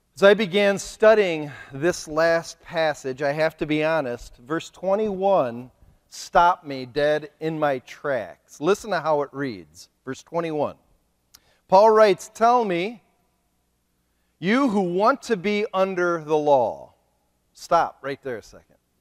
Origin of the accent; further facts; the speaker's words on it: Ohio, United States; moved away as an adult; now in Kent City, United States; I am a missionary from Ohio